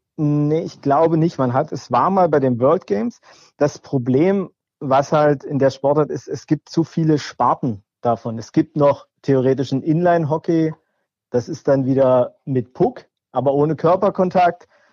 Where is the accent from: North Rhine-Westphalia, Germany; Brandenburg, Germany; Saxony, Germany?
Brandenburg, Germany; Cottbus; now in Stuttgart, Germany; ich komme ursprünglich aus Cottbus.